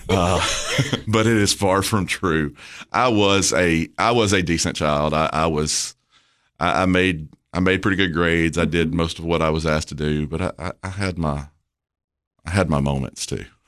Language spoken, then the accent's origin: English; Murfreesboro, Tennessee, United States; I was born in Murfreesboro